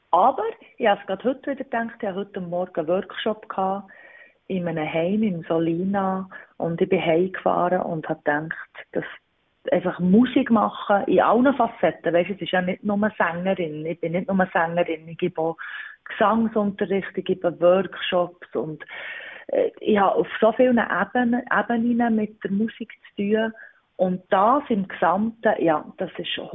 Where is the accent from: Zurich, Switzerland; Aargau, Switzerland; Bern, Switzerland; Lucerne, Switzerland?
Bern, Switzerland; Wimmis; Ich wohne im Berner Oberland in Wimmis. Und was gefällt dir am Ort? Es ist der Ort, wo ich aufgewachsen bin.